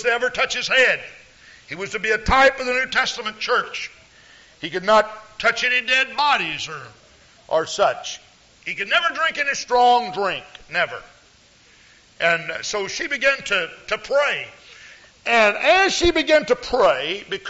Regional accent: Houston, Texas, United States; I grew up with in Houston, Texas

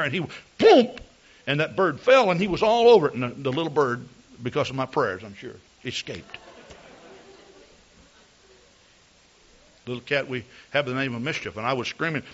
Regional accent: Texas, United States; moved away; I come from Texas

